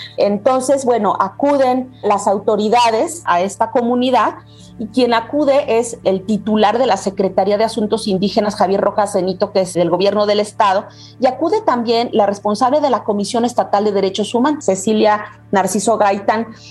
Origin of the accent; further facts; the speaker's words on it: Taxco de Alarcón, Guerrero, Mexico; also born or lived in Chilpancingo; Yo soy originaria de Tasco de Alarcón, pero curiosamente he vivido pues más de 20 años en Chilpancingo